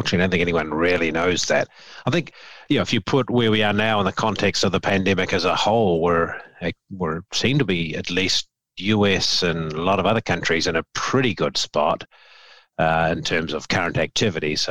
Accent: New Zealand; now in Memphis, United States; I'm a New Zealander by birth

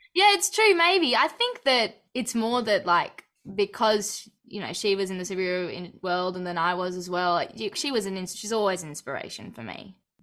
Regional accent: Australia; born or raised there

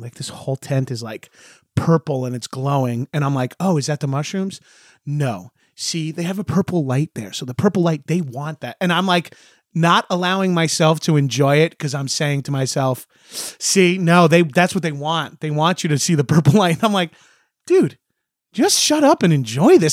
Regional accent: Long Island, New York, United States; we love our vowels on Long Island

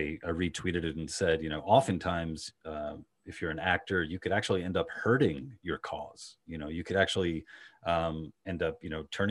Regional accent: New York City, New York, United States; accent: Queens Long Island hybrid; also born or lived in Long Island, New York; I'm from Queens originally, and then I went to high school in Long Island

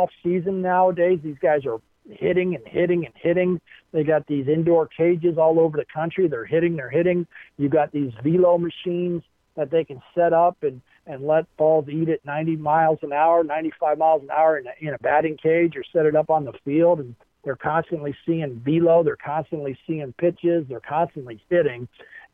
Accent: Baltimore, Maryland, United States; when I was a kid, you know, was in growing up in Baltimore, Maryland

